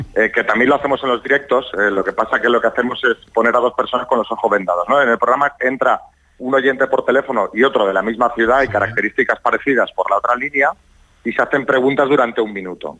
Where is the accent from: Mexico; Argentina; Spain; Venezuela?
Spain; Barcelona, Catalonia; moved away as an adult; now in Madrid, Spain; Yo soy de Barcelona, cuando vivía en Barcelona